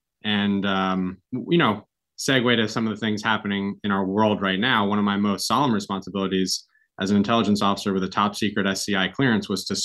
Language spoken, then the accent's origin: English; Kingston, New York, United States; I grew up here in Kingston, first capital of New York State